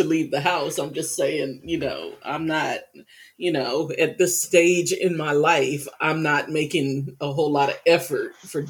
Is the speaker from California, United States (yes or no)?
no; Texas, United States; I was raised in Texas